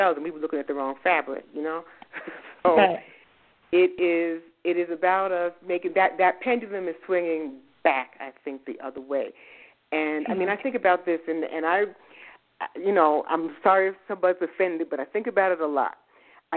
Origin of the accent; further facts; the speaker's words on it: New York City, New York, United States; moved away as an adult; also born or lived in Boston / the American South; I'm from the Bronx. I'm from New York. And I grew up there